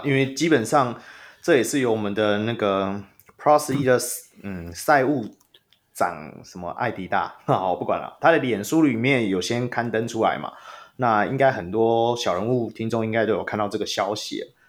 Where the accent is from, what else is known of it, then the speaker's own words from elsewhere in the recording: Taoyuan, Taiwan; 我是桃园人